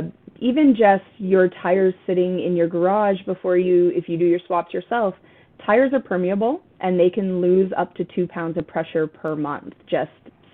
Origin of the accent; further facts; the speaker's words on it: Canada; And we've used this analogy before because we're Canadian.